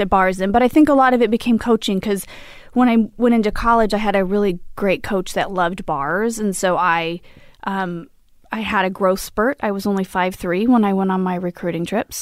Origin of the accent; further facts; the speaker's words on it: Imperial Valley, California, United States; moved away as an adult; now in Los Angeles, United States; I grew up, uh, in Linda of San Diego in the desert, Imperial Valley.